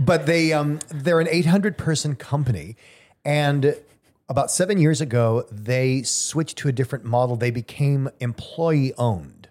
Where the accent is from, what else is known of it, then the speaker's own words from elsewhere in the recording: Southern California, United States; moved away; I grew up in Southern California. We were always comfortable.